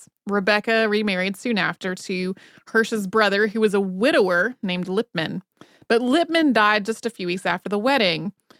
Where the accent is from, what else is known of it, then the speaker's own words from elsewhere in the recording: North Carolina, United States; So I grew up in North Carolina, not all that far away from Cone Mills, which is who made the denim for Levi's 501s for about 200 years or something.